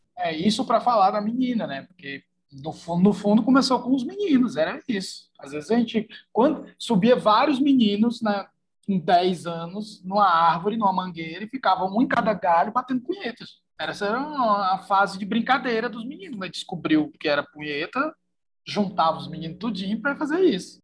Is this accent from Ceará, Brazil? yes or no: yes; Fortaleza, Ceará, Brazil; eu sou de Fortaleza, né, no Ceará